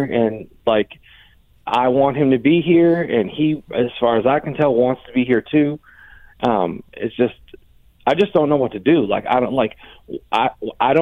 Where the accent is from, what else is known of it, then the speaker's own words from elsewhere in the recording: Pennsylvania, United States; now in North Carolina, United States; I've been in North Carolina for a while, but I'm from Pennsylvania